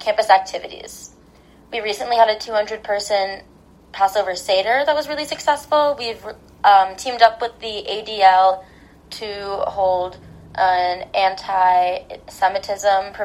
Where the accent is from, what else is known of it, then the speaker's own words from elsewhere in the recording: Brookline, Massachusetts, United States; I grew up in Brookline, and I attended Brookline High School